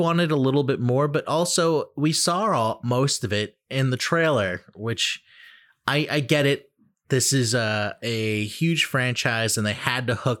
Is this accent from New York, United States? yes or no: no; Massachusetts, United States; I'm from Mass, baby.